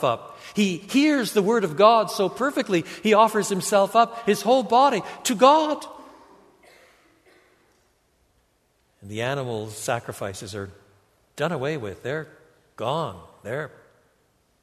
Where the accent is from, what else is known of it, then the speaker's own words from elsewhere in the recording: Canada; first language English and French; I was brought up in English and French. In French Canada, I was brought up with both languages.